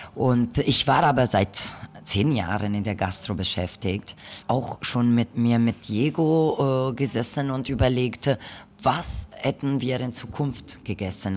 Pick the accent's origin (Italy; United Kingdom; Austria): Italy; northern Italy; now in Berlin, Germany; ich komme aus Norditalien